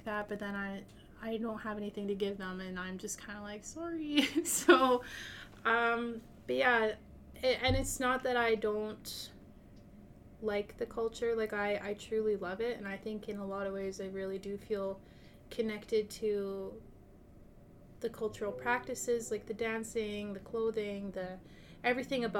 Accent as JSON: {"language": "English", "town": "St. Albert", "region": "Alberta", "country": "Canada", "tie": "born or raised there", "also_born_or_lived": "Sturgeon County", "said": "I grew up in St. Albert, and well, half St. Albert, half Sturgeon County"}